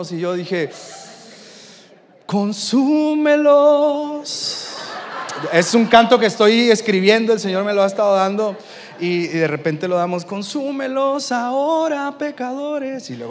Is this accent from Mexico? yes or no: yes; Tampico, Tamaulipas, Mexico; Y venimos desde la ciudad de Tampico, Tamaulipas, y desde que llegamos nos han estado haciendo una competencia increíble.